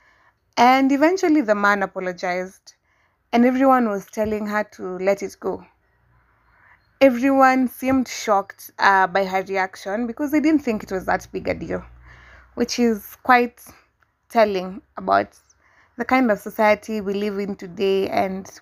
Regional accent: Kenya; my hometown, Udhaya. It's a small rural town

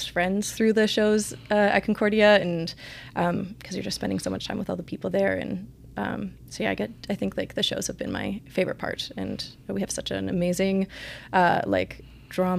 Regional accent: Spruce Grove, Alberta, Canada; I grew up in Spruce Grove

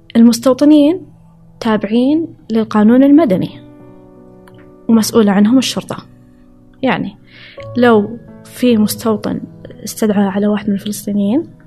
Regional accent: Saudi Arabia; moved away as an adult; also born or lived in Riyadh / Chicago; أنا كسعودية

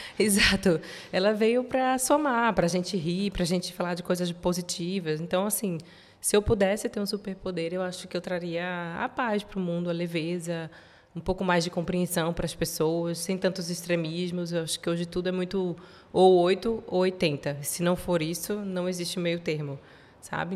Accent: interior of São Paulo, Brazil; moved away as an adult; also born or lived in beach town in Brazil; now in Portugal; eu nasci em São Paulo, nasci no interior de São Paulo, mas vivi muito tempo em praia, em cidade de praia

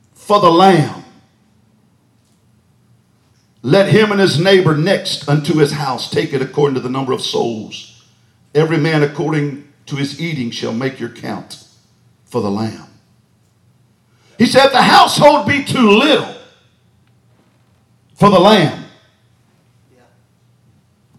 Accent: Texas, United States; moved away; I'm from Texas

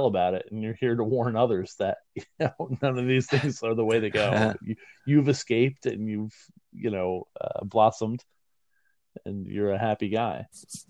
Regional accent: New York City, New York, United States; I was born and raised in New York City, and I love it very much. But, interestingly enough, I choose to live just outside of it in the suburbs

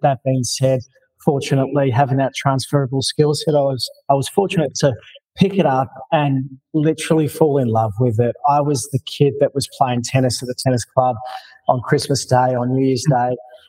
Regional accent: Melbourne, Victoria, Australia; moved away as an adult; also born or lived in Kansas; Born in Fitzroy, so if you're familiar with Hawthorne. Yes. And lived there up until I was about 19.

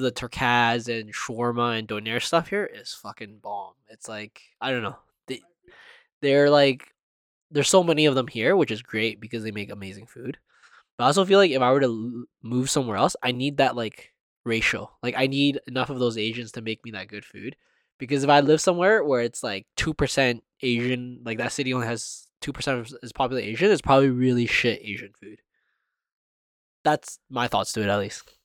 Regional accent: Canada; being Canadian

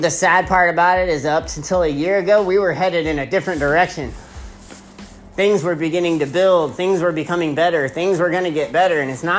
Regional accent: Texas, United States; I'm from Texas

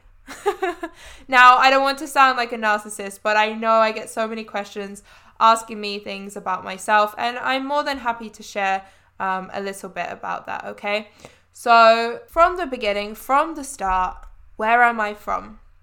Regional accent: London, United Kingdom; also born or lived in Southwark / Croydon; I'm actually from London. That is where I was born. That is where I grew up

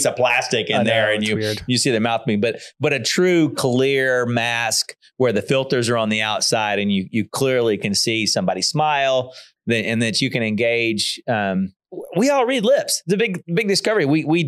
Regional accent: the South, United States; I'm from the South. That's what we do. We say hi.

